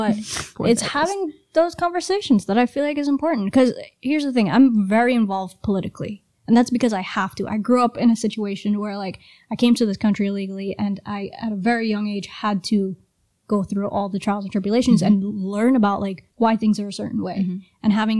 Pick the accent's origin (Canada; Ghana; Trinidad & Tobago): Trinidad & Tobago; moved away; also born or lived in Brooklyn, New York; Well, I grew up in Trinidad, and then we moved to Brooklyn.